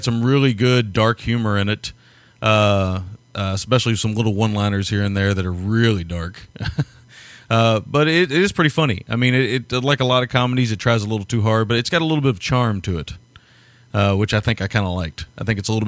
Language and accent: English; the South, United States; As a Southerner